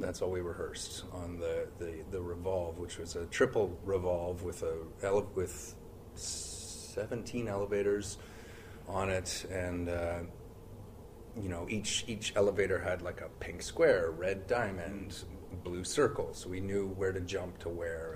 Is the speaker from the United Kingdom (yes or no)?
no; Brantford, Ontario, Canada; I grew up there. Uh, yeah, it was uh, the thriving metropolis of Brantford, Ontario